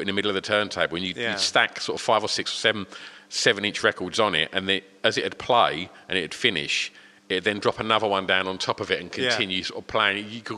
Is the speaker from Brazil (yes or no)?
no; East of England, United Kingdom; especially growing up in Essex, like, you're not really encouraged as a child, I think, to be artistic.